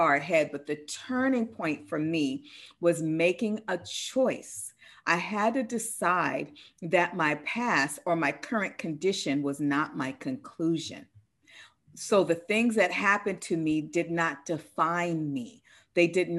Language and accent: English; Seattle, Washington, United States; I'm from Seattle, one of the number one suicide cities in the US